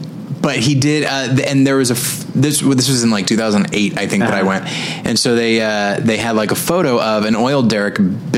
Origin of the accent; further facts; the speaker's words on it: Taft, California, United States; my hometown of Taft, California, and it's a community built completely around oil.